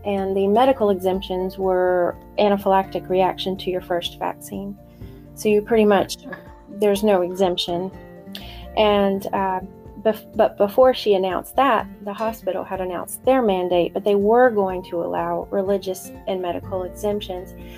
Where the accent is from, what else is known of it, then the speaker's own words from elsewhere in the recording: North Carolina, United States; also born or lived in northern Maine; now in Maine, United States; I'm originally from North Carolina